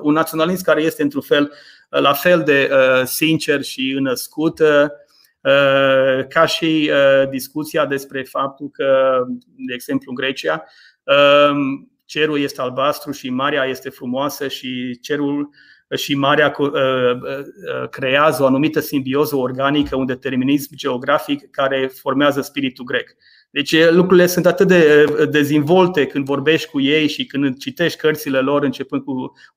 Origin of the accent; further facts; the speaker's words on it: Maramureș County, Romania; accent: Maramureș dialect; moved away as an adult; now in England, United Kingdom; m-am născut în Maramureș, uh, este, este surprinzător într-un fel că am petrecut mai mulți ani în Anglia decât am petrecut în Maramureș. În Maramureș am locuit 18 ani, în Anglia locuiesc de 21 de ani.